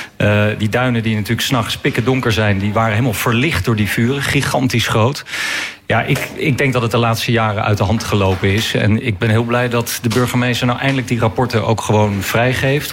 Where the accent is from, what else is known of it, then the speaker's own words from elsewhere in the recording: The Hague, South Holland, Netherlands; ik kom uit Den Haag, woon in Den Haag